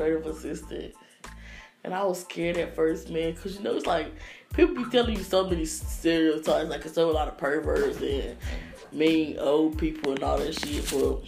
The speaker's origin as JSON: {"language": "English", "town": "Goldsboro", "region": "North Carolina", "country": "United States", "said": "I'm from Goldsboro, North Carolina."}